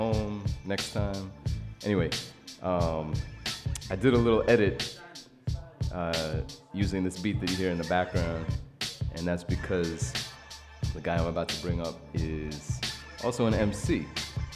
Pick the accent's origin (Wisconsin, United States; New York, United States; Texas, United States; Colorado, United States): New York, United States; New York City; I come from Brooklyn, so I'm repping Brooklyn.